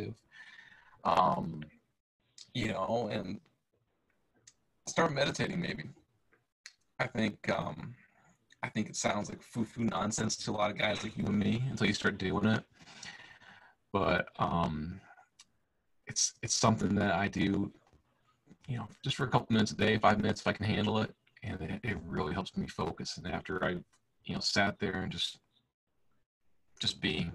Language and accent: English; Illinois, United States; now in Tennessee, United States; I grew up in Illinois, and now I live in Tennessee